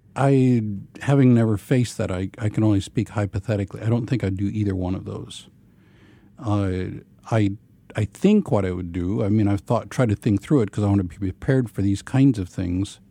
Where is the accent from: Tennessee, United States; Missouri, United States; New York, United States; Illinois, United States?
Missouri, United States; Ozarks of; I grew up in a brethren context. uh, in the Ozarks of Missouri